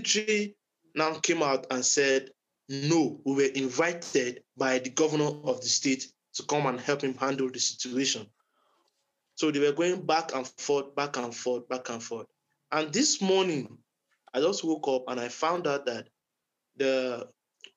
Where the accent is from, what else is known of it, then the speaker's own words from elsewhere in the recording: southern Kaduna State, Nigeria; I'm from Kaduna State originally. In my state, Kaduna State. All of us, those of us are from southern Kaduna.